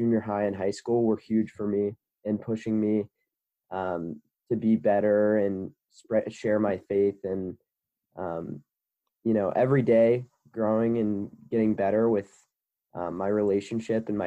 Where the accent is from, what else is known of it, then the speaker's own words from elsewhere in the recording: Cincinnati, Ohio, United States; I'm from Cincinnati, Ohio